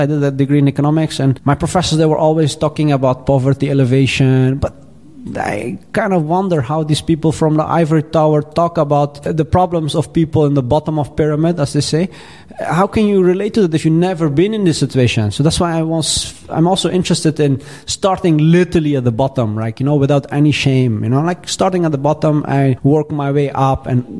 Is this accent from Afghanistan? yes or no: yes; Afghanistan; We come from Afghanistan and we are very proud people and want to fight for the underdog, right?